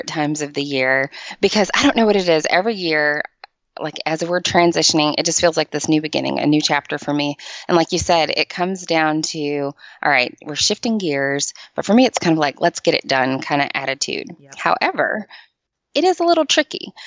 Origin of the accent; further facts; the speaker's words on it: Michigan, United States; moved away as an adult; now in Nashville, United States; So I am originally from Michigan. I relocated to Nashville about 14 years ago to go to college